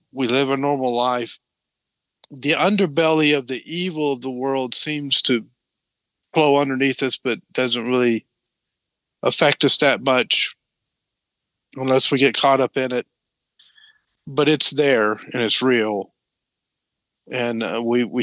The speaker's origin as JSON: {"language": "English", "region": "Tennessee", "country": "United States", "tie": "born or raised there", "moved": "yes", "said": "I grew up in Tennessee"}